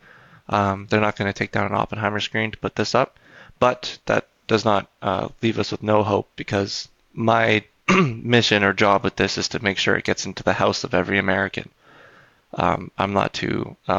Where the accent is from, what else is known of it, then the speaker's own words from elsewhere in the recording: Canada; I'm Canadian